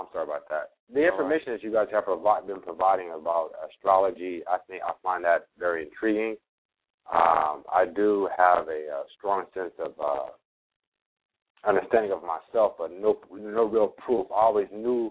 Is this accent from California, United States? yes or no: yes; California, United States; now in Charlotte, United States; I'm originally from California, but I currently reside in Charlotte